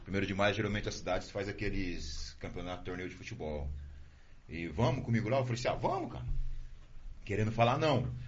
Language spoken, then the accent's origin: Portuguese; Sarandi, Paraná, Brazil; also born or lived in Santa Fé; Eu sou daqui de Sarandi, nascido aqui. Depois nós fui para Santa Fé